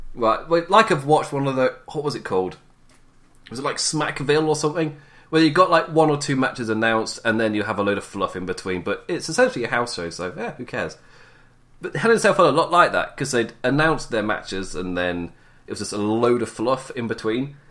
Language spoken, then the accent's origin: English; England, United Kingdom; as an Englishman